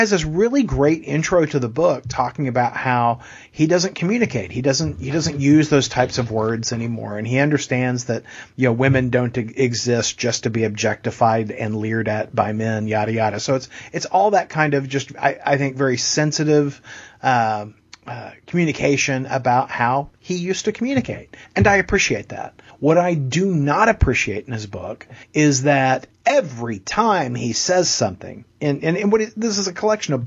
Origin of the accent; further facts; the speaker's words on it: Texas, United States; I'm a Texan